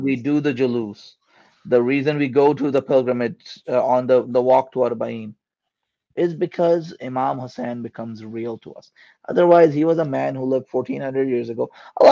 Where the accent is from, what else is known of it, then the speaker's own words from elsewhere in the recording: Bay Area, California, United States; also born or lived in Karachi, Pakistan; Growing up in Bay Area, we would go to the Golden Gate Bridge when people from outside would visit